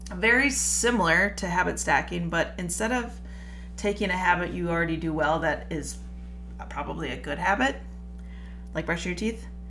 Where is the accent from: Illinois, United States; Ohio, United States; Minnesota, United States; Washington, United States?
Minnesota, United States; I am Minnesotan